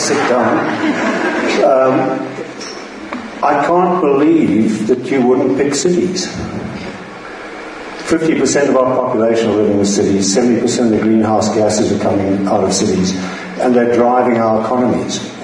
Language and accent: English; Zimbabwe; moved away as an adult; also born or lived in Cape Town, South Africa; now in Melbourne, Australia; I was born in Zimbabwe